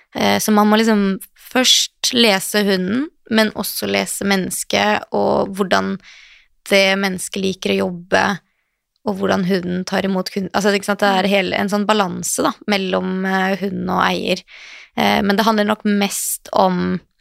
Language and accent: Norwegian; Western Norway, Norway; moved away; Jeg er opprinnelig fra Vestlandet, så det var på Voss